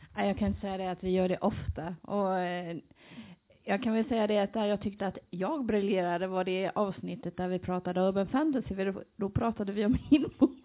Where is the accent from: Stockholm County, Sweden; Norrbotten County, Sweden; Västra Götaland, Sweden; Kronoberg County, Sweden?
Västra Götaland, Sweden; Gothenburg; now in Jönköping, Sweden; jag kommer från Göteborg